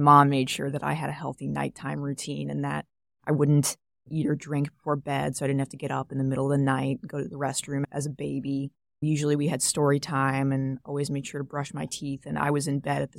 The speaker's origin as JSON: {"language": "English", "region": "South Carolina", "country": "United States", "moved": "yes", "said": "I'm a junior at Notre Dame. I'm studying neuroscience. I'm originally from South Carolina."}